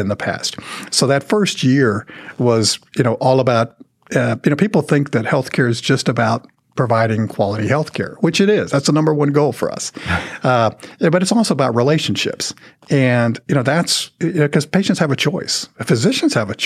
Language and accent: English; Dallas–Fort Worth Metroplex, Texas, United States; growing up in the Metroplex